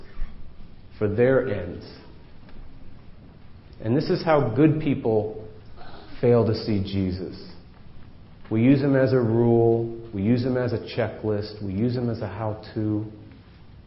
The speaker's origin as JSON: {"language": "English", "region": "New England", "country": "United States", "tie": "born or raised there", "said": "These are the folks I grew up with in New England"}